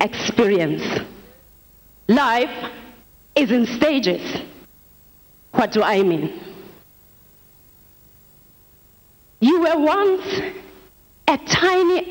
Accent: South Africa; now in Nigeria; I'm from South Africa.

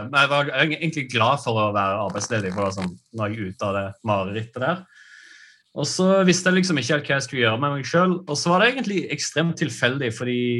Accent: Brusand, Rogaland, Norway; moved away as an adult; jeg, er fra et lite sted eh, på Jæren som heter Brusand

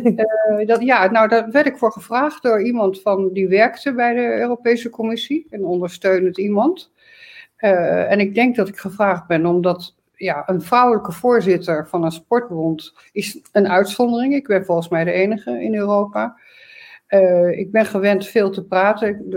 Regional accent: Arnhem, Gelderland, Netherlands; also born or lived in Groningen; ik ben in Arnhem geboren, heb in Groningen gestudeerd.

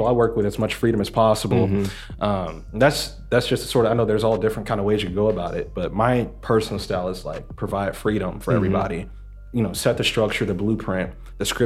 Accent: Ferguson, Missouri, United States; also born or lived in Maryland Heights; I grew up in Ferguson

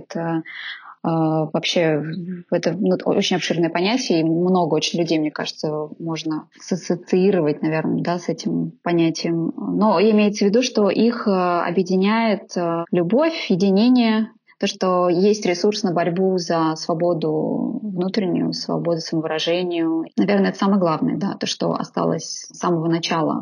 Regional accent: Naberezhnye Chelny, Tatarstan, Russia; now in Moscow, Russia; в Татарстане, в Набережных-Челнах, откуда я родом

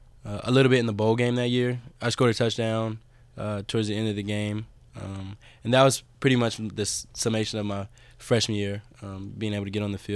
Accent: Clarksville, Tennessee, United States; Yes, sir, Clarksville, Tennessee.

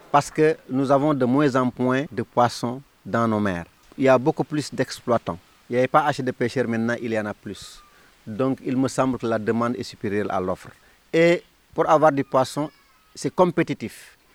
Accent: Ndangane Sambou, Fatick, Senegal; professeur. Je suis natif de Ndangan Sambou

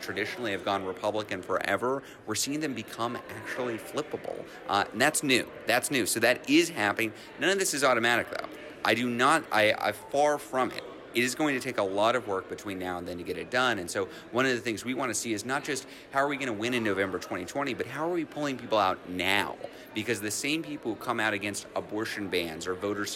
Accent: Buda, Texas, United States; I'm from Texas. I grew up in Buda, Texas.

